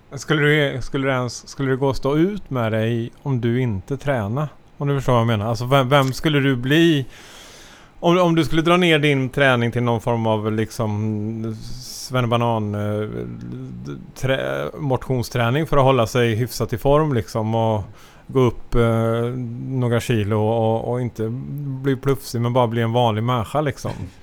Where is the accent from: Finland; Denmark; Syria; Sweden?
Sweden; som svensk